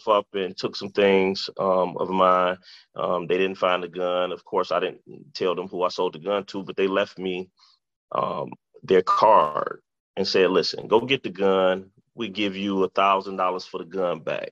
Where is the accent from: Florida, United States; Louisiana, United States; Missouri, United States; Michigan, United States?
Michigan, United States; Detroit; I grew up in Detroit. I was born and raised in Detroit